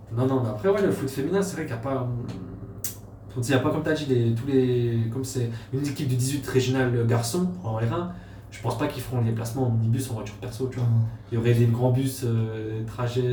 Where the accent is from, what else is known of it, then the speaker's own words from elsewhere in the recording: Mulhouse, Grand Est, France; moved away; also born or lived in Haute-Saône / Vesoul / Lure; je suis né à Mulhouse. J'ai grandi à Mulhouse. Après, j'ai déménagé en Haute-Saône euh, vers Vesoul.